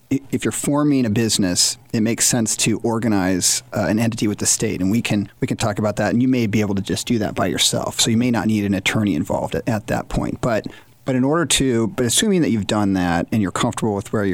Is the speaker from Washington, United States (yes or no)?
yes; outside of Seattle, Washington, United States; moved away as an adult; also born or lived in Notre Dame, Indiana; I grew up outside of Seattle